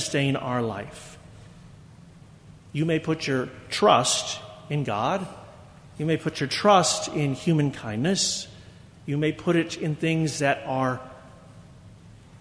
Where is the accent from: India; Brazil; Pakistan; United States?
United States